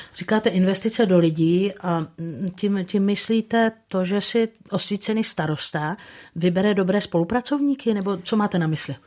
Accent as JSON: {"language": "Czech", "region": "Hradec Králové Region", "country": "Czechia", "tie": "born or raised there", "said": "můj rodný kraj"}